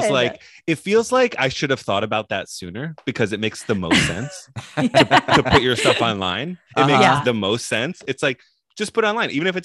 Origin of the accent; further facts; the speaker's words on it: New York, United States; moved away as an adult; also born or lived in Los Angeles; now in North Carolina, United States; I'm from New York